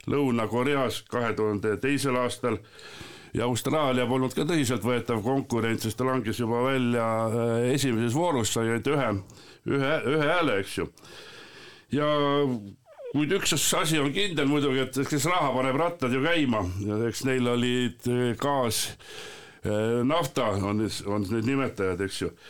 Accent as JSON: {"language": "Estonian", "town": "Põltsamaa", "region": "Jõgeva County", "country": "Estonia", "said": "ise olen ka siit Põltsamaa kandist ja eks ka lapsepõlves sai seda jalgpalli mängitud."}